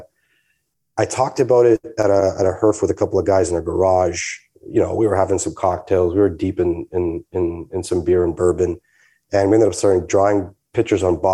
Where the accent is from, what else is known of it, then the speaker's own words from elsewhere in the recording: Canada; I'm Canadian